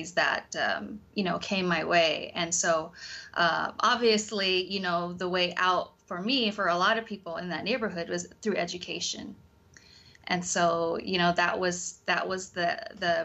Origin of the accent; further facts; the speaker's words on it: Seattle, Washington, United States; I am born and raised in Seattle, Washington, but my family, they are from Cambodia